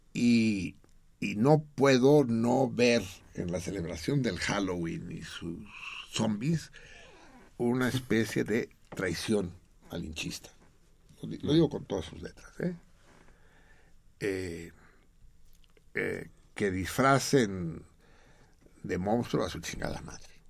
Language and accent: Spanish; Mexico